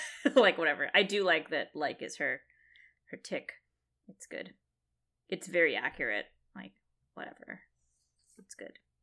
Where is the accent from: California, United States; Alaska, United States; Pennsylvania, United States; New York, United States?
California, United States; San Jose; my hometown